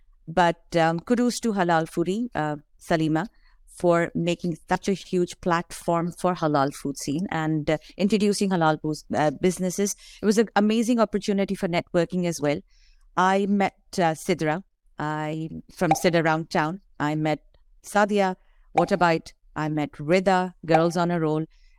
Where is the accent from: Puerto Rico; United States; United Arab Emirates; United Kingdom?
United Arab Emirates; Dubai; moved away as an adult; now in Toronto, Canada; I came from Dubai in 2006. And that is the time when I used to be looking around for a lot of halal restaurants.